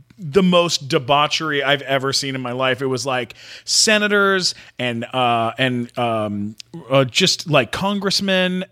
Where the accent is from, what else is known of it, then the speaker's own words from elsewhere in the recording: Canada; I'm Canadian.